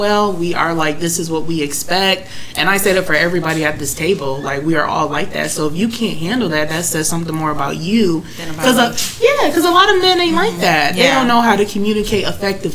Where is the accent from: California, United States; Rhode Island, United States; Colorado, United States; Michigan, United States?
Michigan, United States; I'm from Michigan